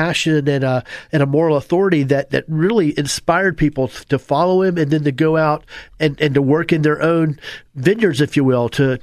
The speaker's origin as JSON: {"language": "English", "town": "Apopka", "region": "Florida", "country": "United States", "tie": "born or raised there", "said": "I grew up in the South"}